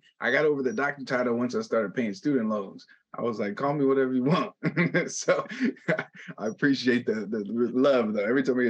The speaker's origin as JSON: {"language": "English", "town": "Los Angeles", "region": "California", "country": "United States", "tie": "born or raised there", "said": "I'm born and raised in Los Angeles"}